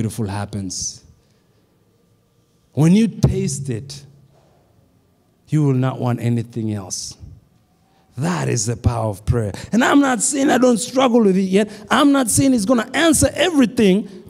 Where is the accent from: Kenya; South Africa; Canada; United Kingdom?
Kenya; now in United States; When I grew up in Kenya